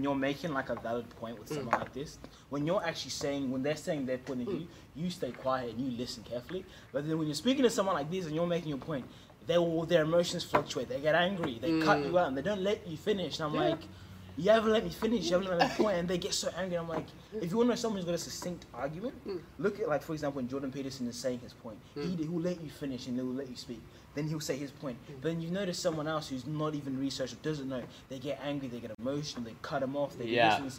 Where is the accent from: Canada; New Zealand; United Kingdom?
New Zealand; also born or lived in Zimbabwe; now in Australia; I left Zimbabwe when I was three. At three. I was raised in New Zealand and then I came.